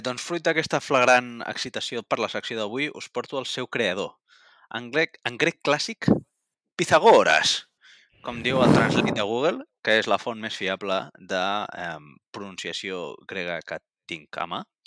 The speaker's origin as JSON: {"language": "Catalan", "region": "Catalonia", "country": "Spain", "said": "com a catalans de bé"}